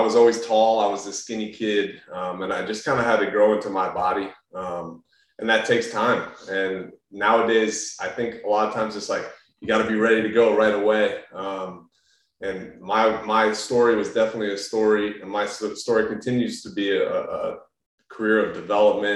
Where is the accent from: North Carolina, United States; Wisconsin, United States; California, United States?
North Carolina, United States; Raleigh; also born or lived in New York; we grew up in North Carolina in Raleigh for most of our life after moving from New York.